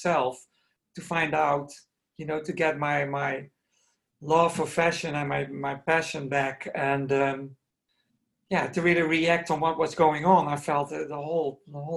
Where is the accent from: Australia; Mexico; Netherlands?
Netherlands; also born or lived in New York, United States / Paris, France; I was born in Holland and I studied to become a ballet dancer